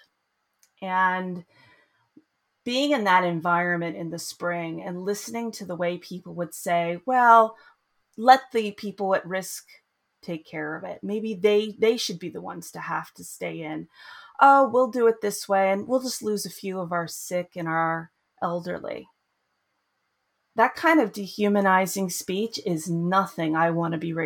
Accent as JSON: {"language": "English", "country": "United States", "tie": "born or raised there", "also_born_or_lived": "Boston", "moved": "as an adult", "lives_now": "Sweden", "said": "I grew up in the United States."}